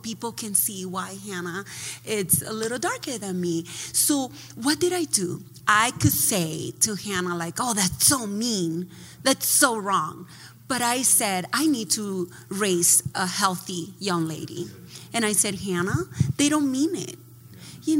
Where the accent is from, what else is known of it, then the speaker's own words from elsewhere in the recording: Dominican Republic; also born or lived in New Jersey; now in United States; I grew up in the Dominican Republic